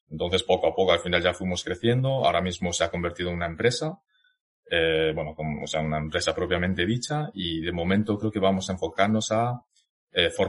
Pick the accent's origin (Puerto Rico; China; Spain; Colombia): China; Zhejiang; born there; nací en Zhejiang, que como la gran mayoría de vosotros sabréis, eh, me parece que un 85% de los chinos en España, generalmente en Europa, somos de la misma zona